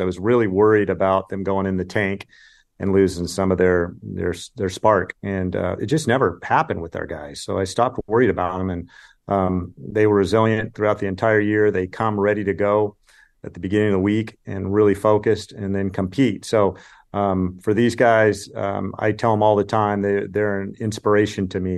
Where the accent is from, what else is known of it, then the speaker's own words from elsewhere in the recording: California, United States; I grew up in California